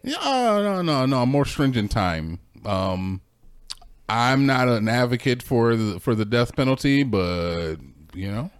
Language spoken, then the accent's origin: English; United States